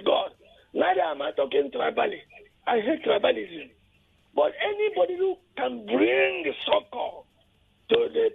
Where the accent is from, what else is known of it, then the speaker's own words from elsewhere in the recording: Imo, Nigeria; I'm from Imo State.